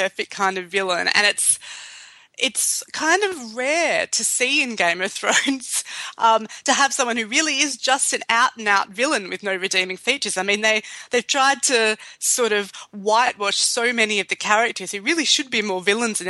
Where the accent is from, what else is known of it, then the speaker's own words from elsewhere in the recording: Australia; Yeah, I'm Australian.